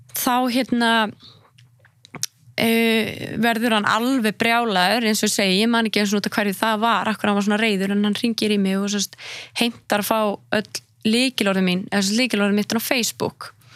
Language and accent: Icelandic; Iceland; moved away as an adult; also born or lived in Marseille, France; ég var frá Íslandi